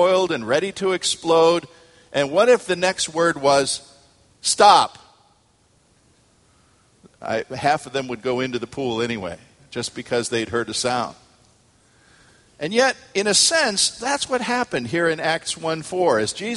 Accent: United States; us as American Christians

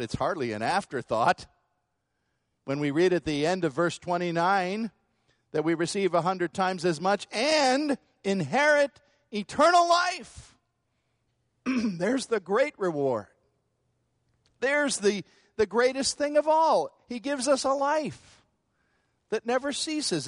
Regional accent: United States; American Christians

